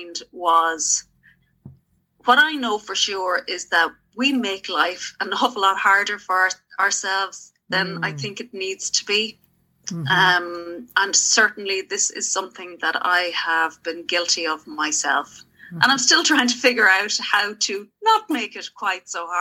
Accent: Galway, Connemara, Connacht, Ireland; from Galway, Connemara, originally out in the mountains by the sea.

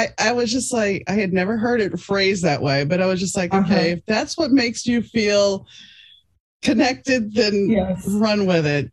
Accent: New Orleans, Louisiana, United States; growing up in New Orleans

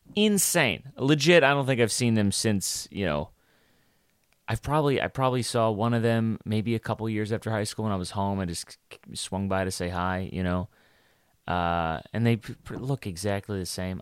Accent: New York City, New York, United States; I'm from Brooklyn

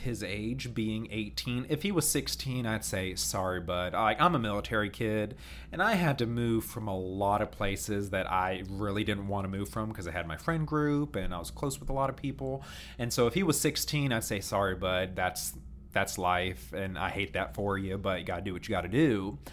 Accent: Baltimore, D.C. area, Maryland, United States; moved away; I grew up around Baltimore, D.C.

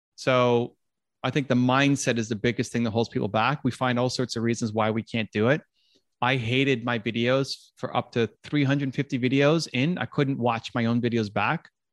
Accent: Toronto, Ontario, Canada; the Blue Jays, my hometown team

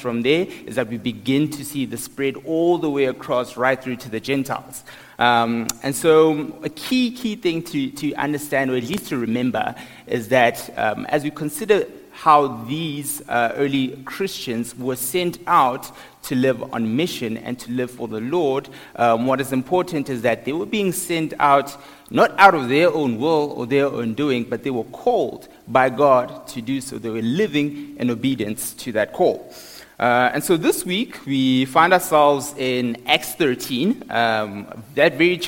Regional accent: Johannesburg, Gauteng, South Africa; moved away as an adult; now in Pretoria, South Africa; I grew up in Johannesburg

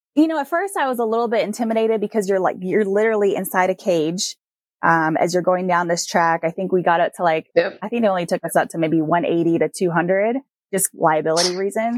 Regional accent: Puerto Rico; growing up in Puerto Rico, my mom used to take me to the beach all the time

